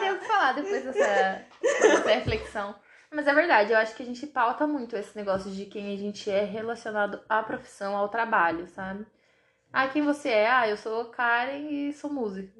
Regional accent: Marialva, Paraná, Brazil; now in Maringá, Brazil; sou de Cambuí, uma cidade muito pequena, porém perfeita, que é onde meus pais moram hoje, que é um distrito de Marialva. E moro em Maringá

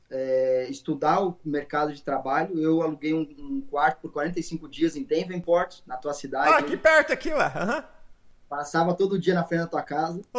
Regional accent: Porto Alegre, Rio Grande do Sul, Brazil; moved away as an adult; also born or lived in Ibirubá; now in Jacksonville, United States; Bom, é, sou de Porto Alegre, morei 20 anos em Porto Alegre

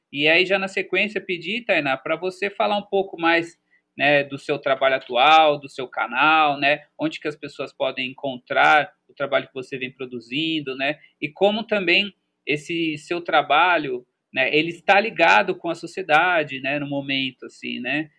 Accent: São Paulo, Brazil; also born or lived in São Carlos; A gente que é da cidade, eu sou da cidade, nasci em São Paulo, né? Eu tive um processo de morar no interior de São Paulo, mas também era uma cidade bem urbana, que é São Carlos

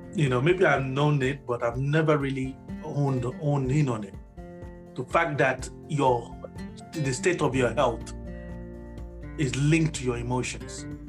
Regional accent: Nigeria; moved away; I was born in Nigeria

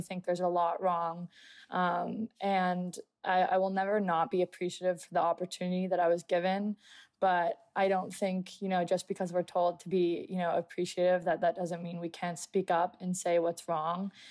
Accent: United States; being an American

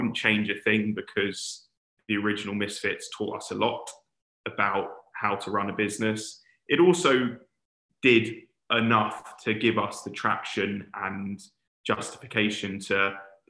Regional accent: London, United Kingdom; also born or lived in Warwick; being a Londoner, wanted to get back to London.

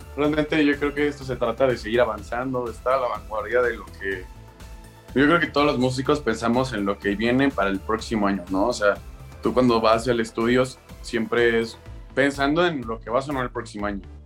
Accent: Mexico; yo como mexicano

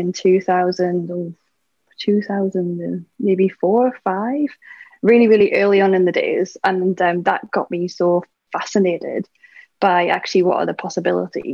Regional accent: United Kingdom; I'm British

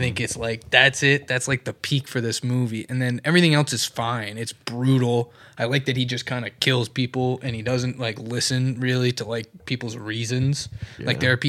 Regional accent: Alabama, United States; We're from Alabama.

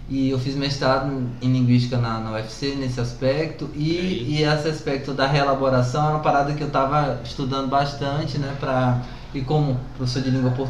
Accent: Vitória da Conquista, Bahia, Brazil; moved away; also born or lived in Ceará; Baiano, né? Baiano. É Nascida em Vitória da Conquista, que é uma cidade lá do sudoeste, que é uma das cidades mais frias da Bahia

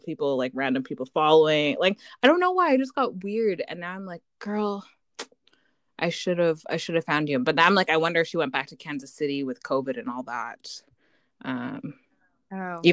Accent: Canada; now in Vancouver, Canada; me being having an American family and then growing up in Canada

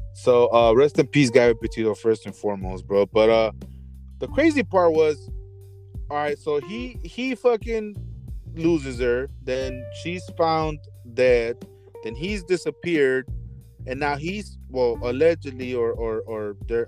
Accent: Los Angeles, California, United States; when I growing up in Boyle Heights, we went to Food for Less

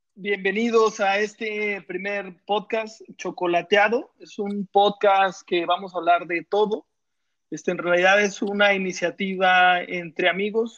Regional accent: Mexico; somos tres mexicanos, pero en realidad están ante dos pochos

